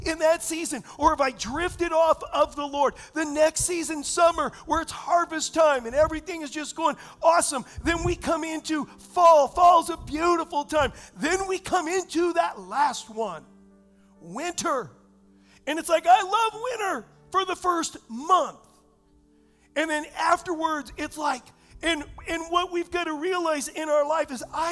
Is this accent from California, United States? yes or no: yes; Southern California, United States; moved away; I was raised in Southern California